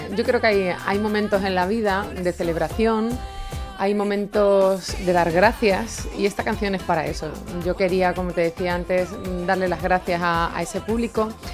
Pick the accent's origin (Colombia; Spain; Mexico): Spain; Extremadura; moved away; conforme llevo más tiempo fuera de mi Extremadura y de mi pueblo